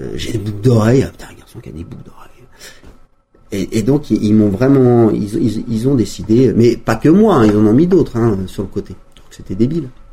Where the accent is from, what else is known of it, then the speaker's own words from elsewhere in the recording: Valmorel, Auvergne-Rhône-Alpes, France; j'ai grandi avec une génération de Valmorel